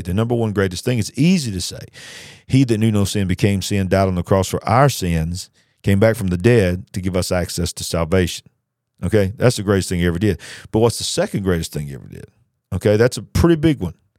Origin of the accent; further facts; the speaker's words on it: United States; I went to France as an American, And I walked around the streets as an American